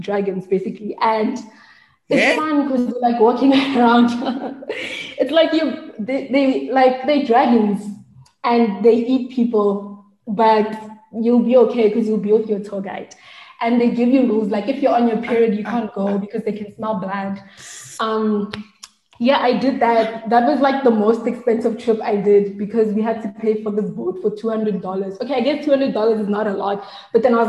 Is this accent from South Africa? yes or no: yes; South Africa; I'm South African